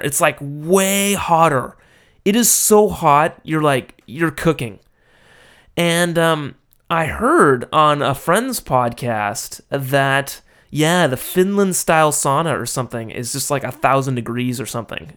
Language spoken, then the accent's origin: English; Los Angeles, California, United States; moved away as an adult; now in Japan; my hometown